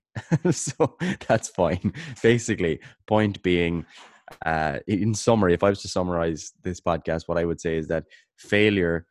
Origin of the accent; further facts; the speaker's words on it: Kerry, Munster, Ireland; I'm from Kerry in Ireland